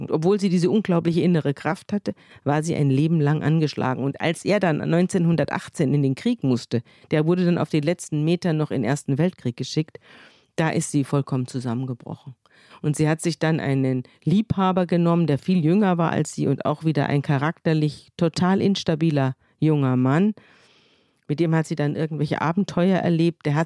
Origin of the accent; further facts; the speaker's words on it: Munich, Bavaria, Germany; Ich komme ja aus München und merkwürdigerweise hat meine Mutter mir dieses Buch vorgelesen.